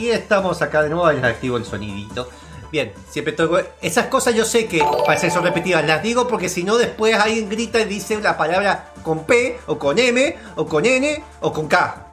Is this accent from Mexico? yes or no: no; Argentina